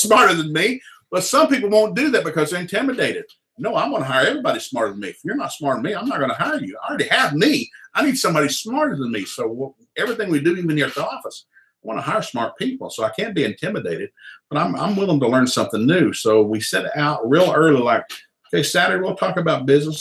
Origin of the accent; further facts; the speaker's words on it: Tennessee, United States; moved away; also born or lived in Jewett City, Connecticut / Sikeston, Missouri; I came from Tennessee